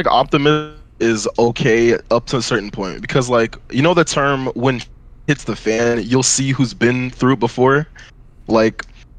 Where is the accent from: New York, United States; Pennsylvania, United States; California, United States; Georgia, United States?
Georgia, United States; Atlanta; we are from Georgia, southern Atlanta to be more precise.